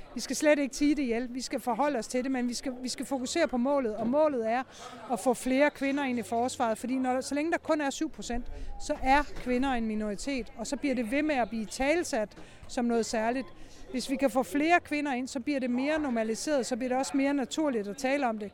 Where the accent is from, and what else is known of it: Denmark